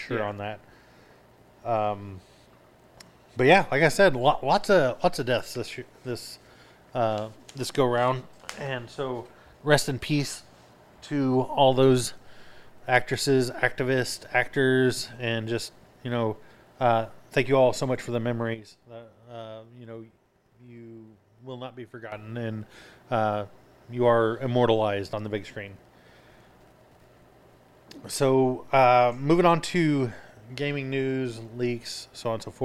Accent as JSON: {"language": "English", "region": "Oklahoma", "country": "United States", "said": "we're from Oklahoma"}